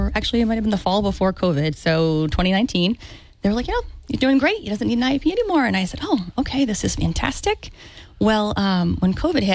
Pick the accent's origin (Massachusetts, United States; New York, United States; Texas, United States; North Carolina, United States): Massachusetts, United States; Dartmouth; now in Fairhaven, United States; I grew up in Dartmouth.